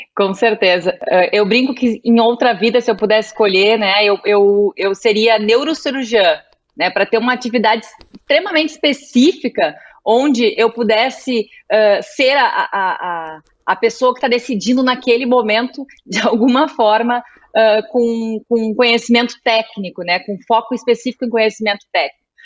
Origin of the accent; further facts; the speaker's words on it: Rio Grande do Sul, Brazil; sou tua conterrânea, sou gaúcha